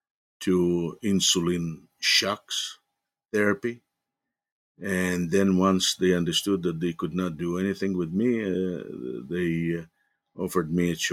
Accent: Vinnytsia, Vinnytsia Oblast, Ukraine; born there; English is a second language; I was born in Vinnytsia, so I wrote it from Vinnytsia.

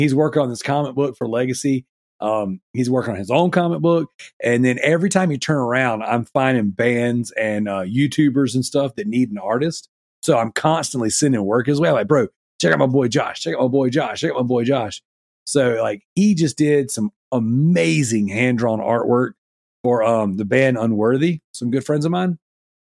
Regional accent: the South, United States; I'm from the South

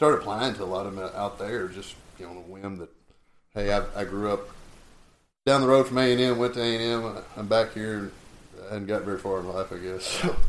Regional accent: Robertson County, Texas, United States; also born or lived in Hereford, Texas; I grew up in Robertson County, which is just right across the OSR from Brazos County

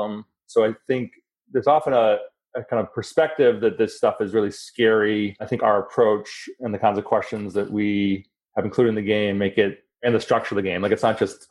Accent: Boston, Massachusetts, United States; moved away; I'm originally from Boston

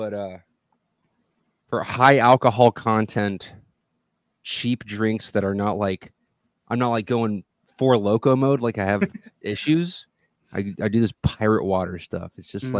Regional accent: Texas, United States; I'm from Texas

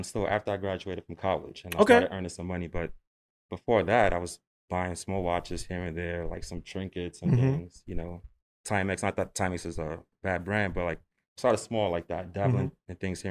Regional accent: New York, United States; New York, born and raised

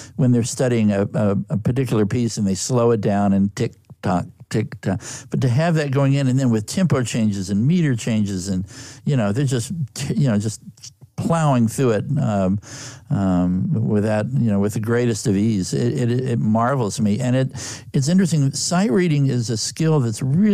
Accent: Texas, United States; moved away as an adult; also born or lived in California; I was raised in Texas

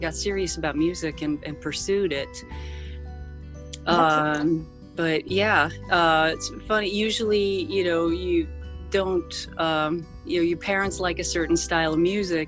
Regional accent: Sweden; also born or lived in Los Angeles, United States; I was born in Los Angeles, but I grew up in Sweden, because my mom remarried with a Swedish guy. And so I spent much of my upbringing there

